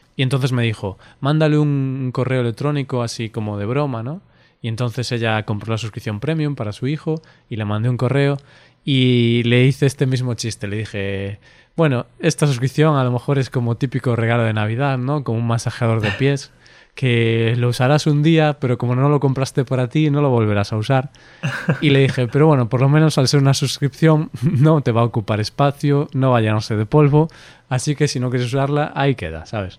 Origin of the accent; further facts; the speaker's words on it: Spain; accent: Spanish; nosotros tenemos nuestro acento español